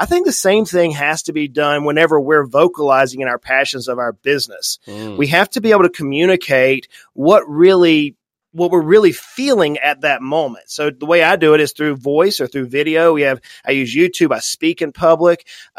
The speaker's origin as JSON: {"language": "English", "town": "St. Simons Island", "region": "Georgia", "country": "United States", "tie": "born or raised there", "said": "I grew up in the South, very deep South on the ocean. And we have a cemetery there on St. Simon's Island, Georgia"}